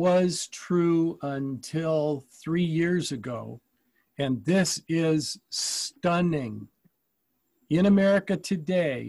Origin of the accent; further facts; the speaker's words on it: Ann Arbor, Michigan, United States; When I was growing up in Ann Arbor